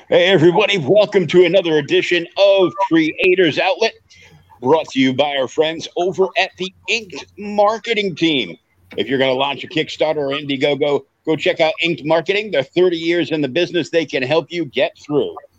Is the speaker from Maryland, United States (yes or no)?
no; Boston, Massachusetts, United States; I'm from Boston